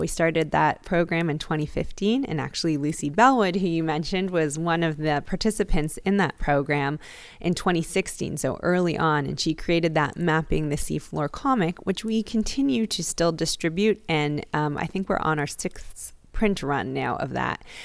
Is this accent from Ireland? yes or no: no; Toronto, Ontario, Canada; moved away as an adult; now in Hawaii, United States; I'm actually from Toronto, Canada, but have been in Hawaii almost twenty years now